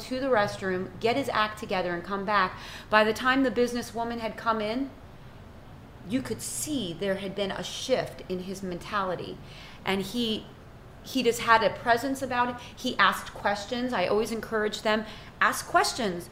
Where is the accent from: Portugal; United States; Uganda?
United States; now in Haiti; as an American, as an Italian American, I'm not even of Haitian descent